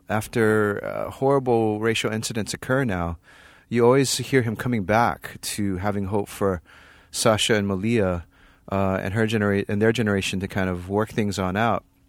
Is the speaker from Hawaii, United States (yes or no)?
yes; Hawaii, United States; moved away as an adult; also born or lived in Berkeley, California; I grew up in Hawaii